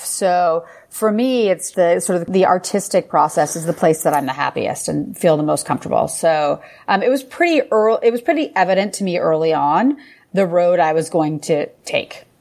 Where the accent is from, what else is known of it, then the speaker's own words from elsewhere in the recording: Ottawa, Ontario, Canada; moved away as an adult; also born or lived in Paris, France; now in New York City, United States; So I am Canadian. I grew up in Ottawa, Canada.